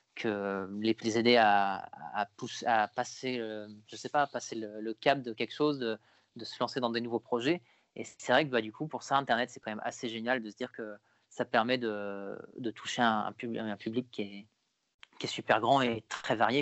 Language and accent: French; Paris region, Île-de-France, France; j'ai grandi en région parisienne